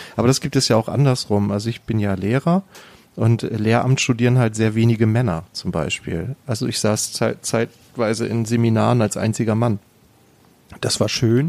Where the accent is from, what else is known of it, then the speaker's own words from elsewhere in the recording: Germany; bei uns in Deutschland